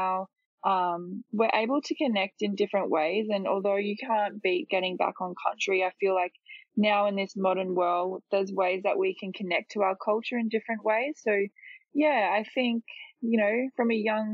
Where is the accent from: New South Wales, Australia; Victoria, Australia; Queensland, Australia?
Queensland, Australia; Ipswich; But I grew up in Ipswich, so I've lived in Ipswich my whole life